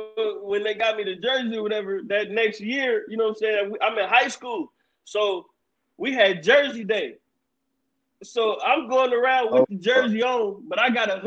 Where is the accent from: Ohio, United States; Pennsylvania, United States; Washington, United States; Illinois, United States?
Ohio, United States; growing up in Ohio, where I'm at, it's all Cincinnati stuff